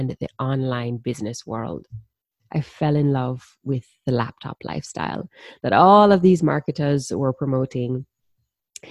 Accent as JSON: {"language": "English", "country": "Jamaica", "said": "I'm from the Caribbean, and if you didn't already pick up the accent, I'm a proud Jamaican woman."}